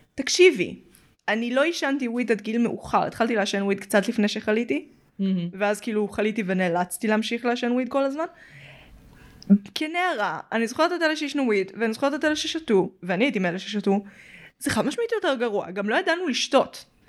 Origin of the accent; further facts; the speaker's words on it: Petah Tikva, Central District, Israel; אז כאילו בשכונה היותר שווה, בפתח תקווה